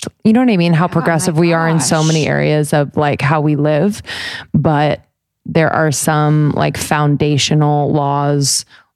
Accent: United States; I love being an American

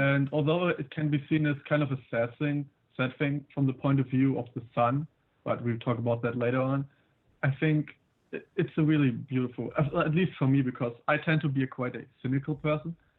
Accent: Berlin, Germany; I'm 18. I'm from Berlin.

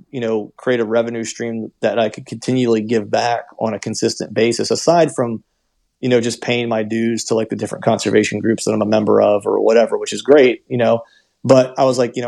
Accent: Pennsylvania, United States; moved away as an adult; also born or lived in Florida; I grew up in Pennsylvania, did a short stint in Florida for a while whenever I was doing the music stuff

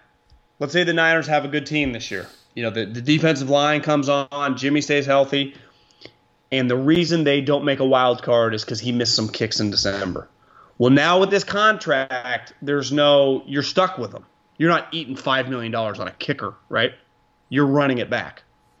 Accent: Northern Ireland, United Kingdom; I'm like Rory. I grew up playing in Northern Ireland.

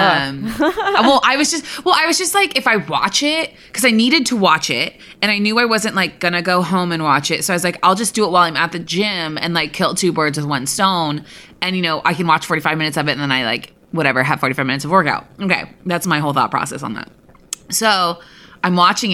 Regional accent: Berkeley, California, United States; I like, grew up in the Bay Area. Like, I'm pretty, like, I grew up kind of in the Berkeley-y area where, like, everything is peace and lovey.

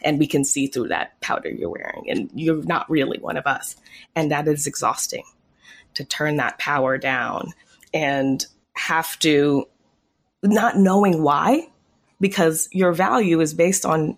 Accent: Teaneck, New Jersey, United States; I grew up mostly in Teaneck, New Jersey, which was the first town to voluntarily integrate their schools

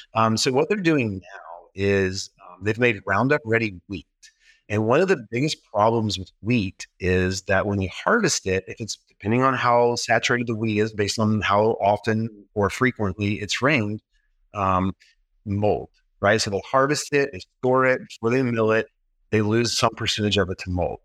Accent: the South, United States; moved away; also born or lived in Memphis; I grew up in the South.

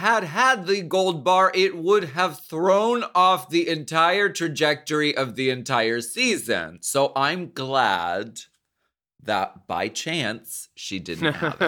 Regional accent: Canada; I'm French. I'm French Canadian, everyone.

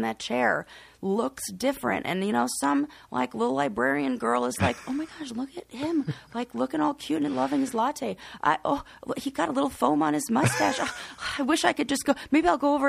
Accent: Colorado, United States; I'm just from Colorado. It's very sunny.

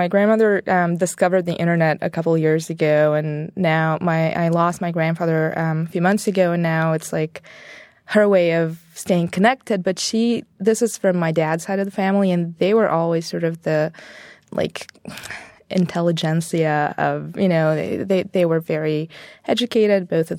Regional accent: Bulgaria; So when I was little, it was still communism, so deep Cold War type stuff

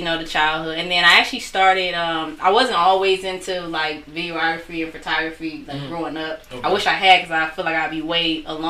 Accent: Taylor, Michigan, United States; also born or lived in Detroit, Michigan; I'm from Detroit, but I grew up in Taylor, actually. Mm-hmm. Been out there since I was 11.

